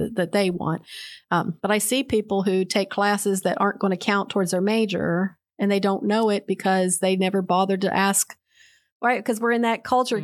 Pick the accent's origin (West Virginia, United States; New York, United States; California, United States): West Virginia, United States; Charleston; moved away; I was born in Charleston, West Virginia